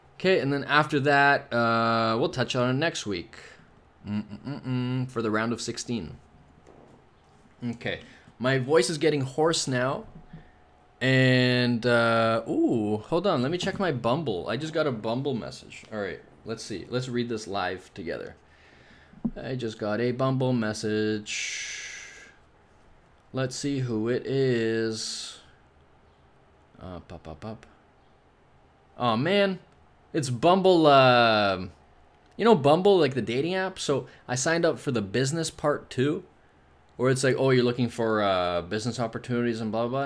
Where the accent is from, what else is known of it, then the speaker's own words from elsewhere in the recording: Toronto, Ontario, Canada; I'm from Toronto